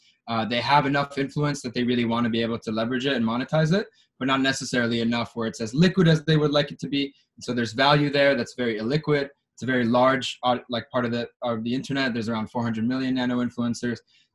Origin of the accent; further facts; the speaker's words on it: Israel; I'm Israeli American. I had the opportunity to serve in the Israeli army in the military intelligence.